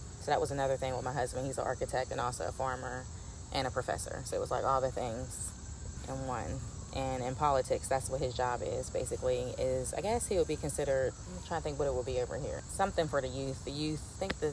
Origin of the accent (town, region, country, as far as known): Pittsburgh, Pennsylvania, United States; born or raised there